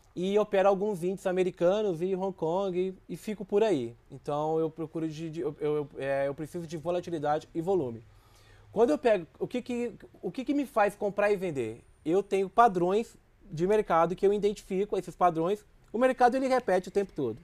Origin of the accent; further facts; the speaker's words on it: Minas Gerais, Brazil; moved away; also born or lived in Rio de Janeiro; eu sou de Minas